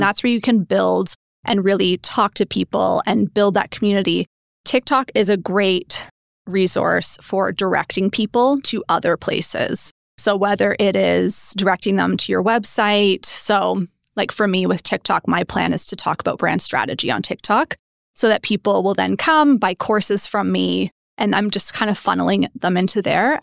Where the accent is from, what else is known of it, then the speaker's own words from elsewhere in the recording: Oshawa, Ontario, Canada; moved away as an adult; also born or lived in Toronto / United Kingdom; I grew up in good old Oshawa